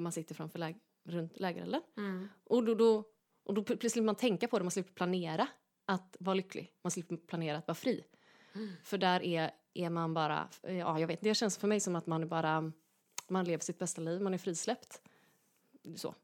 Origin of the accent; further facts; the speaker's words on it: Gothenburg, Västra Götaland, Sweden; där jag växte upp helt enkelt i, i Göteborg